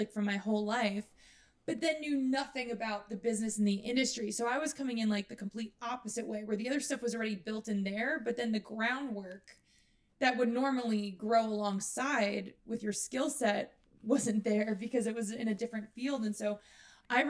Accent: New York, United States; I was from New York and I came from a theater background

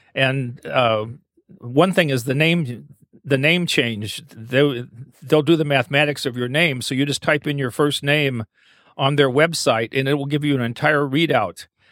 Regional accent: Eastern Kentucky, United States; also born or lived in Asheville, North Carolina; now in Maine, United States; I grew up in Eastern Kentucky

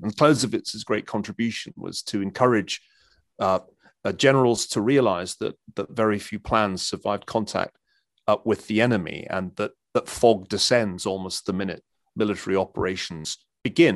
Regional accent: Scotland, United Kingdom; being a Scotsman

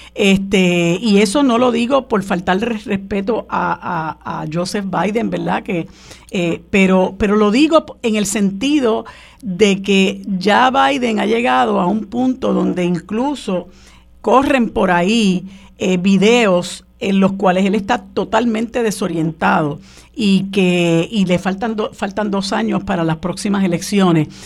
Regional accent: Puerto Rico; nosotros somos ciudadanos

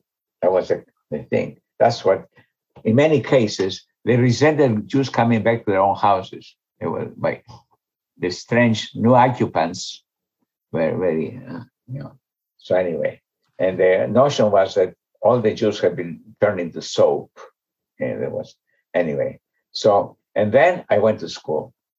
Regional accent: Rhodes, South Aegean, Greece; I count my relatives from Veria, so I came from Island of Rhodes, about 95 relatives of ours perished

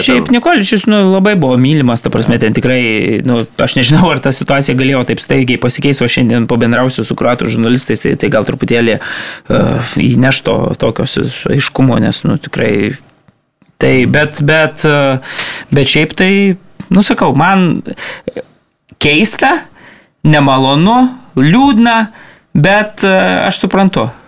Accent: Lithuania; mes lietuviai

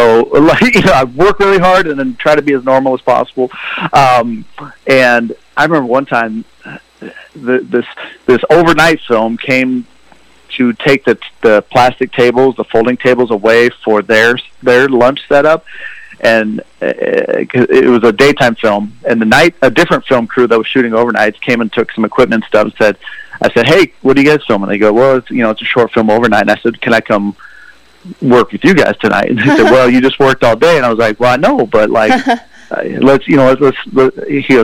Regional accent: Lincoln, Nebraska, United States; moved away as an adult; now in Chicago, United States; I grew up in Nebraska, Lincoln.

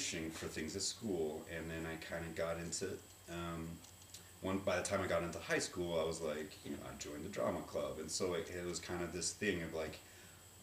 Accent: Shawnee, Oklahoma, United States; I was born in Shawnee, Oklahoma, and they had a Shawnee Little Theater

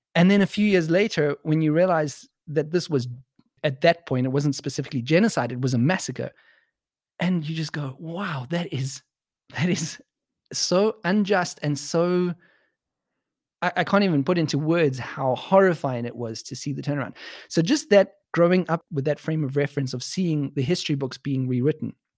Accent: South Africa; now in Germany; my background as a white South African

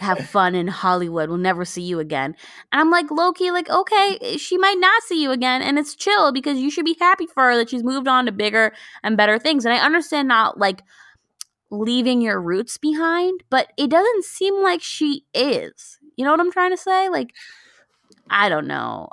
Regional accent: Karachi, Sindh, Pakistan; we come from Karachi

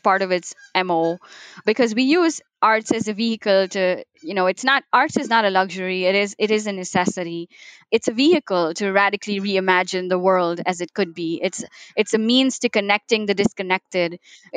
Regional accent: Mumbai, Maharashtra, India; moved away; I was born in Mumbai

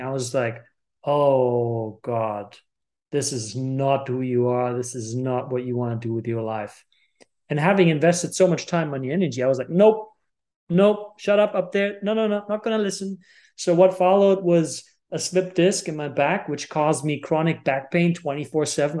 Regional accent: Germany; I was born and raised in Germany

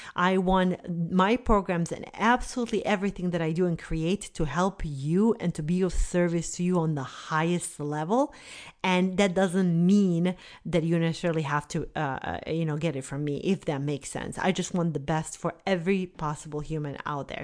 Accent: Bosnia & Herzegovina; moved away; I grew up in Bosnia during the war in the nineteen nineties.

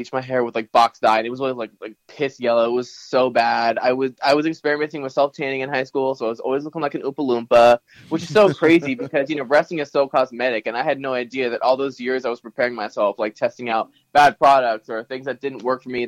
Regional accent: Morris County, New Jersey, United States; I grew up in New Jersey. I'm from North Jersey

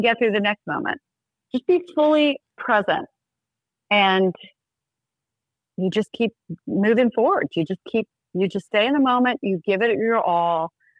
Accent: South Georgia, United States; I'm from South Georgia.

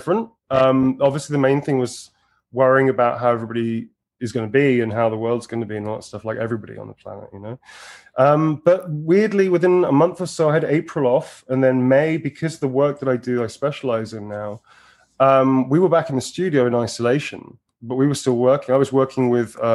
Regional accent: United Kingdom; I'm fucking British

